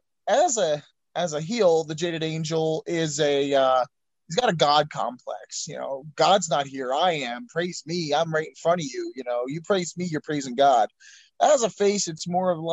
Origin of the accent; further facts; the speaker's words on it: Philadelphia, Pennsylvania, United States; I was born in Philadelphia